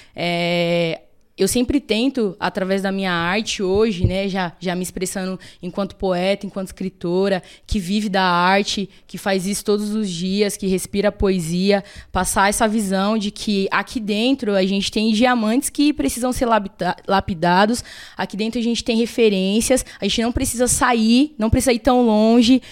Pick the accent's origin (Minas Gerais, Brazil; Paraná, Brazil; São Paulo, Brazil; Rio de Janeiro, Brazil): São Paulo, Brazil; sou nascida e criada no Capão